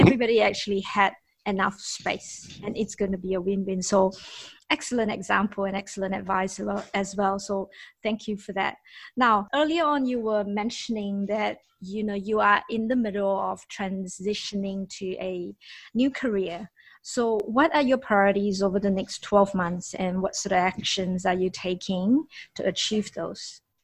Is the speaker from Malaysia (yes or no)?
yes; Malaysia; I myself as a Malaysian